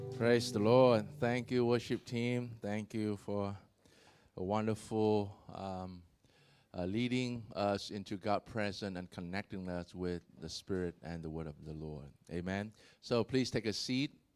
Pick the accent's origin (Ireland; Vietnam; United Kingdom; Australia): Vietnam; I was born in Vietnam